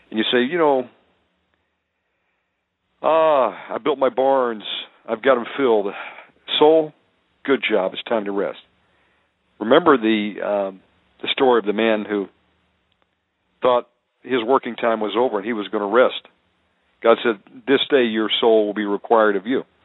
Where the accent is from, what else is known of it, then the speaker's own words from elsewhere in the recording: Georgia, United States; born there; And yes, I am a redneck, folks. I was born in Georgia, although I don't have the accent anymore.